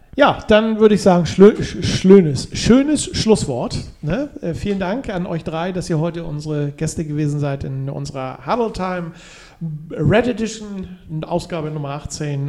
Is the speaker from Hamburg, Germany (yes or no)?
yes; Hamburg, Germany; wir Hamburger